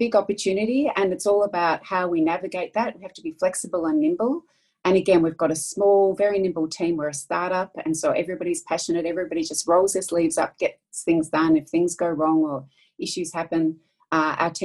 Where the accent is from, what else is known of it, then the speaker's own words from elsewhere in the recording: Melbourne, Victoria, Australia; I'm from Australia, as you can probably hear